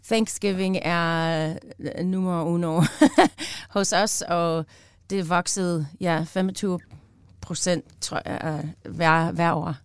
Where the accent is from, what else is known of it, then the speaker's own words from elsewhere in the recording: United States; Danish is a second language; moved away as an adult; now in Denmark; jeg er amerikaner, som bor i Danmark